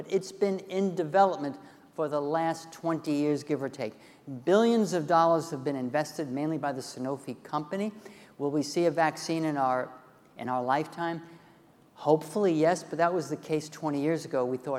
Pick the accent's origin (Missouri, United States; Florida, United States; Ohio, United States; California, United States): Ohio, United States; Cleveland; Okay, so you know I'm from Cleveland.